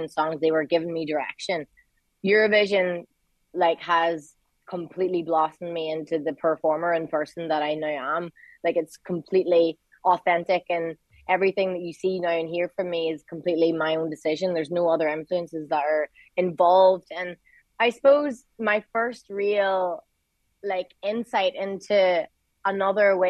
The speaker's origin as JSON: {"language": "English", "town": "Derry", "region": "Northern Ireland", "country": "United Kingdom"}